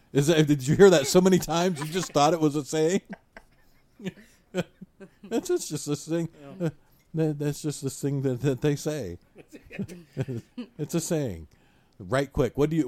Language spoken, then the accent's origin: English; Michigan, United States; So I'm from Michigan. I say you guys.